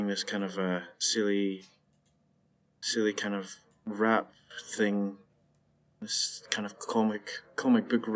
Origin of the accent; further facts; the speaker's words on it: Scotland, United Kingdom; me being Scottish